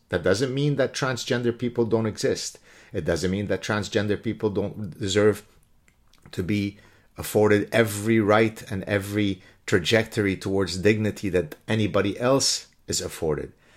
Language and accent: English; Canada; I'm Canadian again